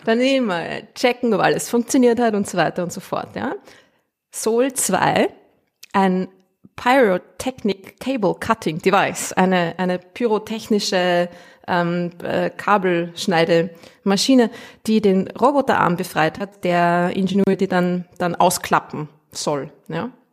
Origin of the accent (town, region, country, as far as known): Austria; accent: Austrian